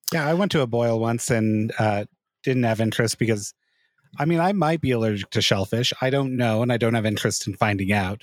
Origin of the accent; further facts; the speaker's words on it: Hurricane, Utah, United States; I grew up in Hurricane Utah